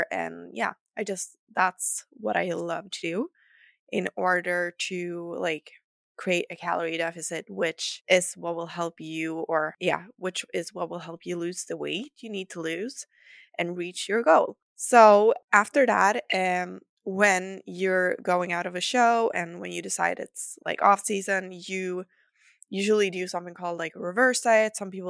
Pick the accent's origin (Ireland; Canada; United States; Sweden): Sweden; accent: Swedish; English is a second language; remember, I'm not a native English speaker, so excuse some of my errors, and I hope you will enjoy my lovely Swedish accent.